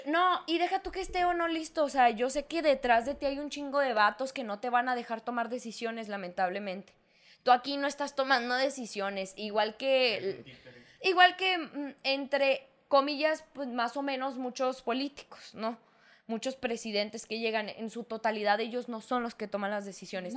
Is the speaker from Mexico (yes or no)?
yes; northern Mexico, Mexico; somos de la misma raza, somos mexicanos, somos hermanos